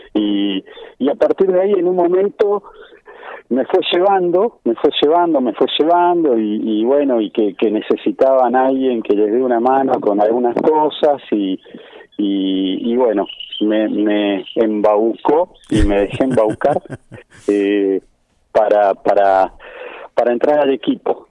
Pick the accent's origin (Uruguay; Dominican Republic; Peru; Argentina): Argentina; Buenos Aires; yo soy originario de Bajo Flores